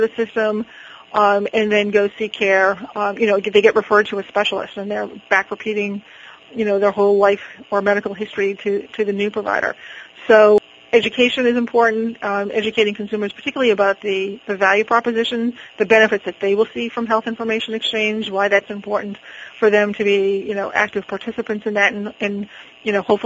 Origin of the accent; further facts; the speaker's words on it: Boston, Massachusetts, United States; I'm from Boston.